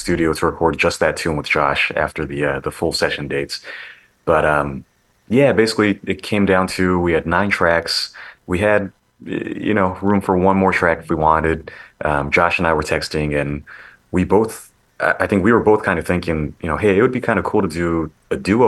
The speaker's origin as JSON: {"language": "English", "town": "St. Louis", "region": "Missouri", "country": "United States", "tie": "born or raised there", "also_born_or_lived": "Seattle, Washington", "moved": "yes", "said": "my hometown, St. Louis"}